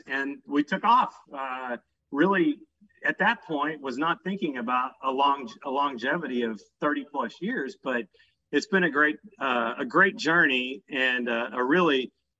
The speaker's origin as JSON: {"language": "English", "town": "Dallas", "region": "Texas", "country": "United States", "also_born_or_lived": "New York City", "moved": "as an adult", "said": "So I'm from Dallas originally"}